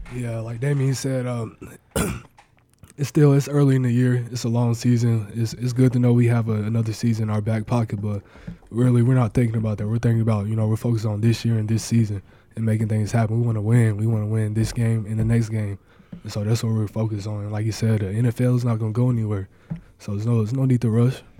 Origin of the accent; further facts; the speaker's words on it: Mustang, Oklahoma, United States; moved away; also born or lived in Nebraska; here in my home state